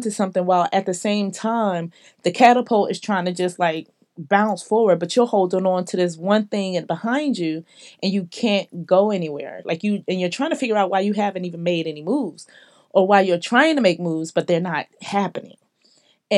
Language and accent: English; Philadelphia, Pennsylvania, United States; now in Atlanta, United States; I come from Philly. I live